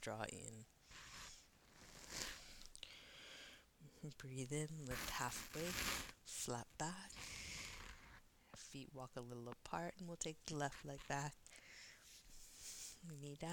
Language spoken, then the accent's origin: English; East Coast, United States; growing up on the East Coast